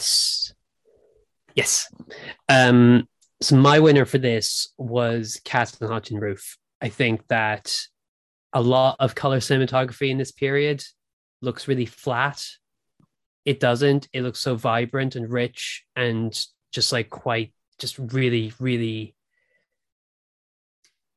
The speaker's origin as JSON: {"language": "English", "country": "Ireland", "tie": "born or raised there", "also_born_or_lived": "Britain", "moved": "yes", "lives_now": "United Kingdom", "said": "I grew up in Ireland. I live in Britain."}